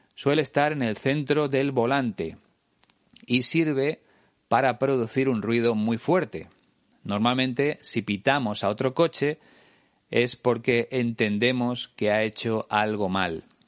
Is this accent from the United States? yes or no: no; Spain